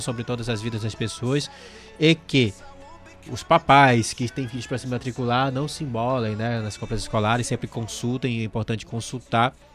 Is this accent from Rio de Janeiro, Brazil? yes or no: no; Amazonas, Brazil; Eu sou amazonense